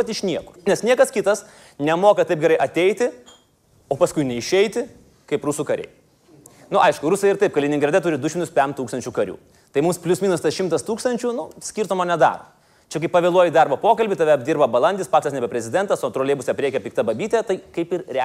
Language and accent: Lithuanian; Lithuania; O mes lietuviai nenukabinkime nosis.